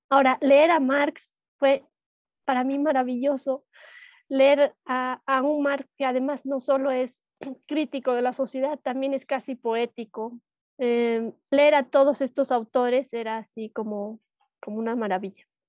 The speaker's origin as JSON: {"language": "Spanish", "region": "Cochabamba", "country": "Bolivia", "tie": "born or raised there", "said": "soy de Bolivia, soy de Cochabamba"}